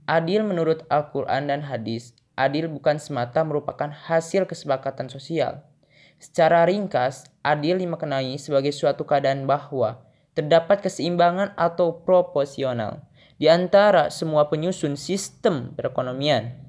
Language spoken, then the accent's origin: Indonesian; Garut, West Java, Indonesia; Asal saya dari Garut